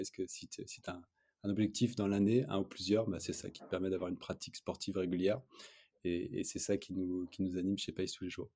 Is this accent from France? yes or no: yes; Lille, Hauts-de-France, France; on est Lillois